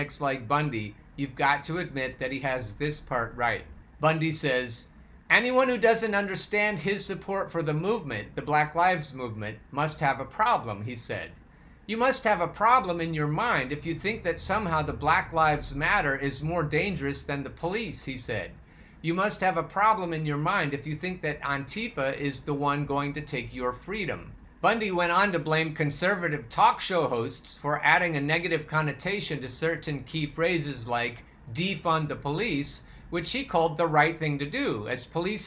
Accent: Oregon, United States; I'm from Oregon, so I know how to say malheur as opposed to malheur

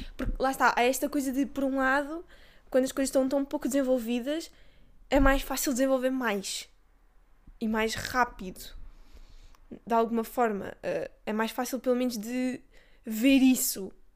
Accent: Castelo Branco, Centro, Portugal; eu sou de Castelo Branco

